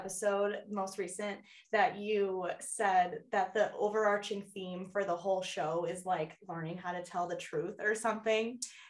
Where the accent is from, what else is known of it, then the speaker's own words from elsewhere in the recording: Chicago suburbs, Illinois, United States; moved away; So I'm originally from Chicago suburbs.